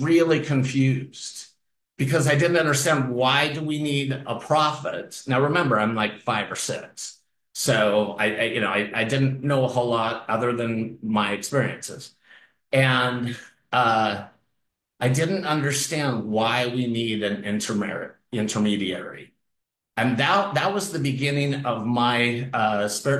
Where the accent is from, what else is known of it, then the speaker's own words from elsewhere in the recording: Salt Lake City, Utah, United States; moved away; also born or lived in Santa Barbara, California; I grew up in Salt Lake City